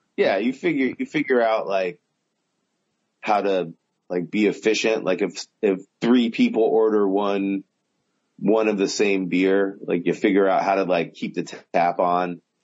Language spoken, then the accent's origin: English; Southern California, United States; I grew up in Southern California